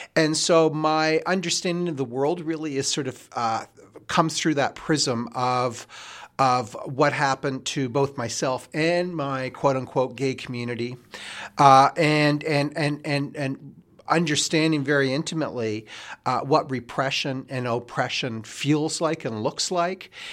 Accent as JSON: {"language": "English", "region": "Nova Scotia", "country": "Canada", "tie": "born or raised there", "also_born_or_lived": "Quebec / Ontario / Saskatchewan / Alberta", "moved": "yes", "said": "growing up in Nova Scotia"}